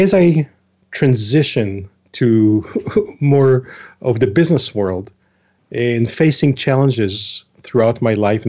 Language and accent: English; Haifa suburb, Haifa District, Israel; moved away as an adult; also born or lived in Safed, Israel; now in Ohio, United States; I was born in Israel. I was born in a city, northern city called Tzfat